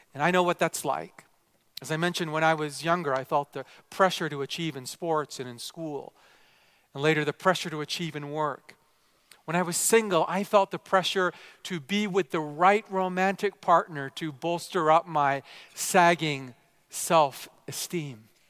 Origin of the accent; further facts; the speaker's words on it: Vancouver, British Columbia, Canada; also born or lived in Japan; I was raised primarily here in Canada